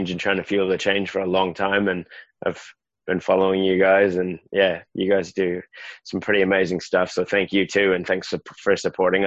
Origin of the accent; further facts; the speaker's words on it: Canada; also born or lived in South Westland, New Zealand; now in New Zealand; I'm some Canadian guy living in a village of 28 people on the edge of the world